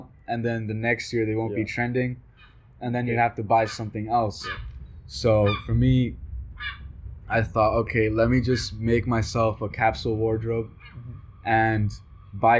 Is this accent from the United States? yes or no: no; Colombia; I'm from Colombia